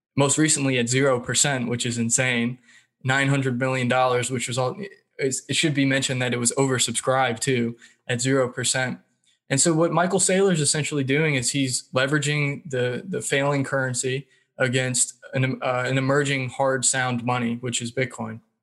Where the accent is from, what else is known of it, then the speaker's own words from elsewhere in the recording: Raleigh, North Carolina, United States; I grew up in the Raleigh, North Carolina area.